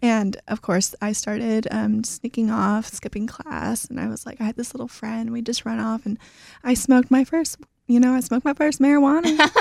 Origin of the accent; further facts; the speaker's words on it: Houston, Texas, United States; also born or lived in Russia; I grew up right here in Houston